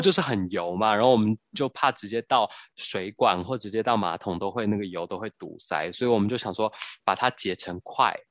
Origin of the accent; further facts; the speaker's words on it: Taiwan; 我们台湾人最爱的 bubble tea